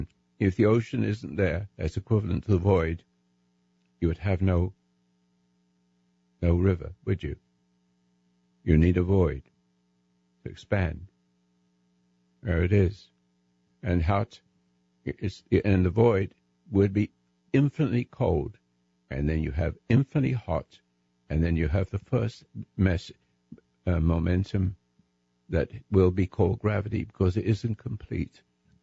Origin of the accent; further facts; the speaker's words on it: England, United Kingdom; now in United States; I'm still English